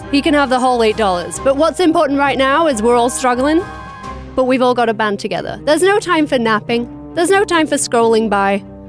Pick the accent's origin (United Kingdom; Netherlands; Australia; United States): United Kingdom; England; as an English person